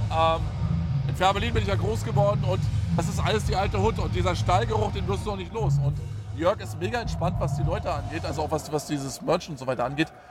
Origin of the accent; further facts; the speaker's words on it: Friesack, Brandenburg, Germany; das Hauptding ist natürlich, dass das hier meine alte Heimat ist. Ja. Ich bin ja hier groß geworden in der Gegend, weißt du?